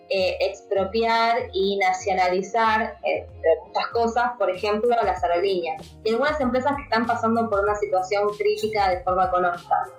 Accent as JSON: {"language": "Spanish", "country": "Argentina", "said": "acá en Argentina"}